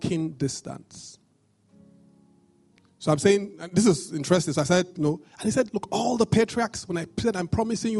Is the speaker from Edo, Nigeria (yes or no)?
yes; Benin City, Edo, Nigeria; I grew up in Benin